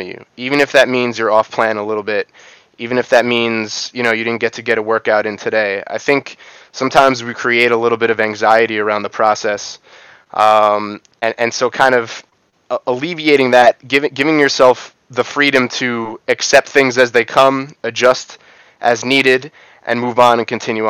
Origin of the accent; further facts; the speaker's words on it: New York, United States; I grew up in New York.